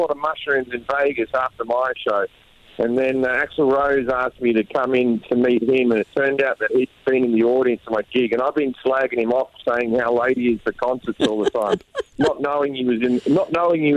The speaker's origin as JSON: {"language": "English", "country": "Australia", "tie": "born or raised there", "moved": "as an adult", "lives_now": "United States", "said": "growing up in Australia or being Australian"}